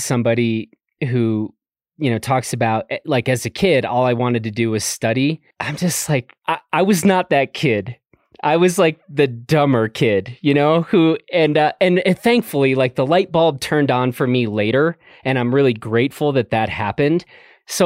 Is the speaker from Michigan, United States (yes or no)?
no; Chicago, Illinois, United States; I didn't grow up in the mountains. I grew up in Chicago.